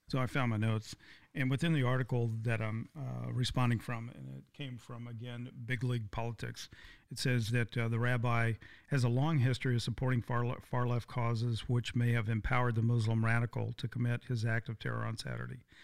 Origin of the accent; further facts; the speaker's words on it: Texas, United States; I grew up in Texas, I'm fifth generation Texas